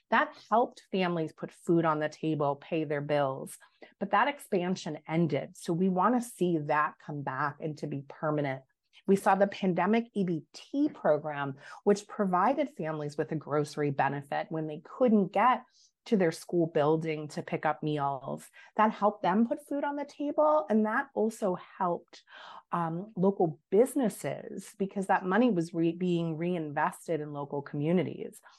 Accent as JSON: {"language": "English", "region": "New York", "country": "United States", "said": "But I have a duty as a New Yorker um, and as an advocate for these programs to continue to raise our voice."}